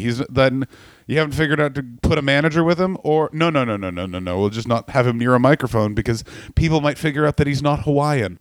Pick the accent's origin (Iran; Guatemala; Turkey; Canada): Canada; I'm from Canada